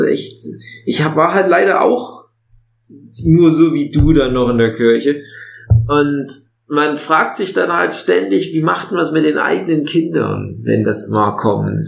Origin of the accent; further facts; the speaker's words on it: East Germany, Germany; bei uns im Osten Jugendweihe